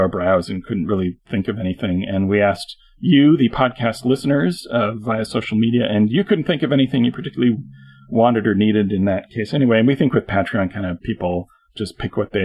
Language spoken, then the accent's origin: English; Canada; I'm Canadian